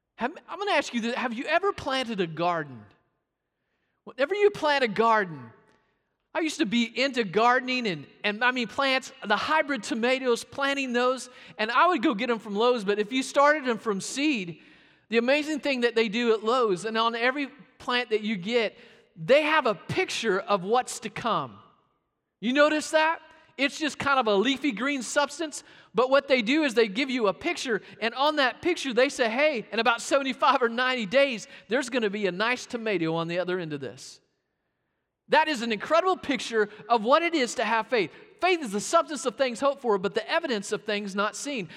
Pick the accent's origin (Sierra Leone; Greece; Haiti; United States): United States; Arkansas; Growing up in Arkansas